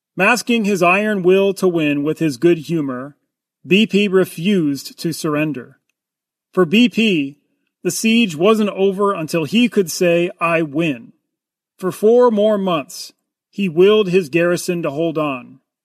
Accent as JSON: {"language": "English", "country": "United States", "said": "I'm an American"}